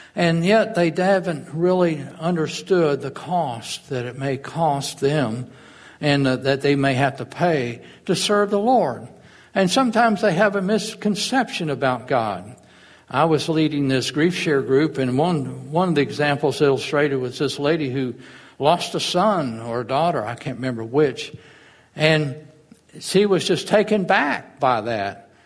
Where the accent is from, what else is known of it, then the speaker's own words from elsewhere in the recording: Fort Walton Beach, Florida, United States; I grew up in Fort Walton